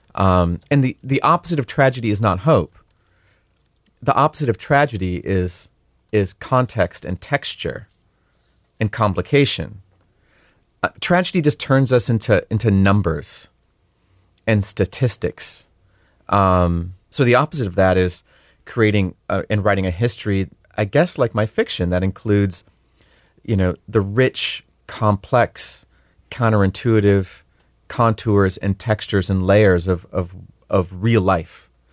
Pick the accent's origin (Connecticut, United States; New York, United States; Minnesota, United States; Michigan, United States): Minnesota, United States; Leech Lake Reservation; I'm Ojibwe. I grew up on the Leech Lake Reservation